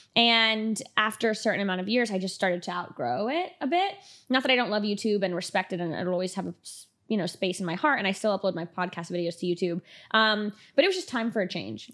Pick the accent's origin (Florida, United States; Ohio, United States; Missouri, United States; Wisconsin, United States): Florida, United States; Miami; moved away as an adult; now in Los Angeles, United States; born and raised in Miami, went straight from there to L A when I moved here five years ago